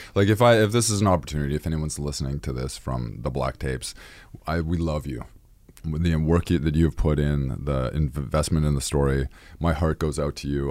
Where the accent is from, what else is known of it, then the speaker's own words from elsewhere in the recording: Victoria, British Columbia, Canada; I originally grew up in Victoria, B C.